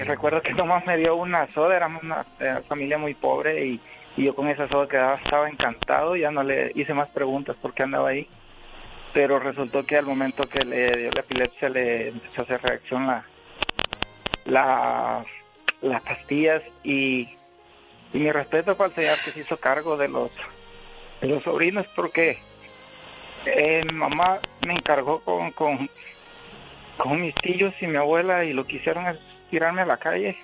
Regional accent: El Salvador; now in Denver, United States; yo soy de Salvador

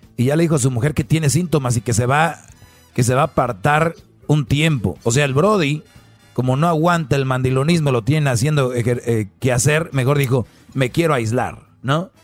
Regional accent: Mexico; soy de México

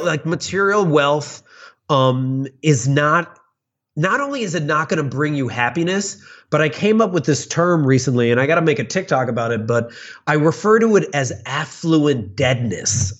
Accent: Chicago, Illinois, United States; I grew up in the suburbs of Chicago

